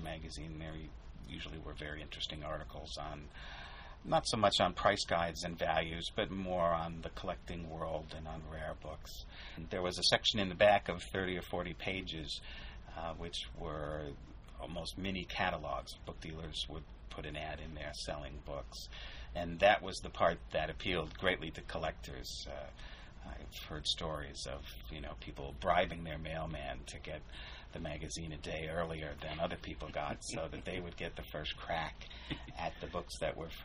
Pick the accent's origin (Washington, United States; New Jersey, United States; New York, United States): New York, United States; Binghamton; moved away as an adult; also born or lived in Long Island / Manhattan; now in Syracuse, United States; I grew up in Binghamton, which is not that far away